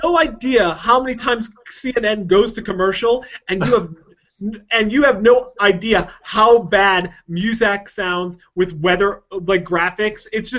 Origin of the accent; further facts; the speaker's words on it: United States; as an American